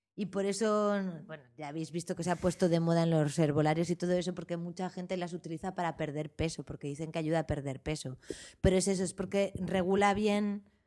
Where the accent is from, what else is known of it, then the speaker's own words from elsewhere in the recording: Madrid, Community of Madrid, Spain; also born or lived in Arizona; now in Barcelona, Spain; Soy madrileña